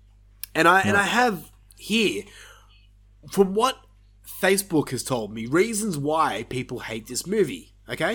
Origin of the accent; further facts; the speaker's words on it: Australia; we're Australian here